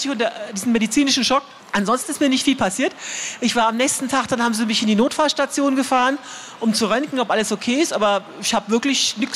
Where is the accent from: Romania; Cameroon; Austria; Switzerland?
Romania; Transylvania; Wir sagen immer, wir kommen aus Transsilvanien.